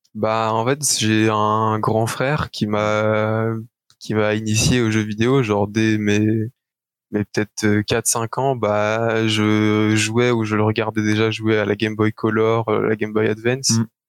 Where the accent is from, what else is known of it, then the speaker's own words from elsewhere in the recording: Belgium; j'ai 20 ans, je suis belge